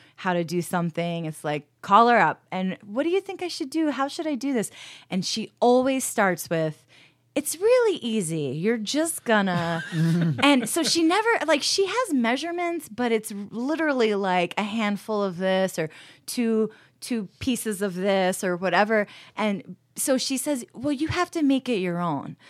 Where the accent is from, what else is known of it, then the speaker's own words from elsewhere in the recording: New Paltz, New York, United States; now in Rochester, United States; I grew up in New Paltz, New York